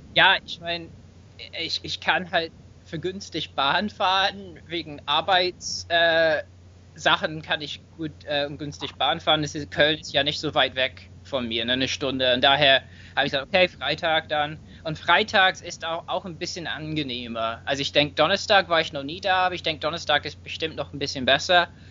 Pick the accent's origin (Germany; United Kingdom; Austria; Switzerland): United Kingdom; England; German is a second language; moved away; ich bin auch Engländer und entschuldige mich natürlich für meinen Akzent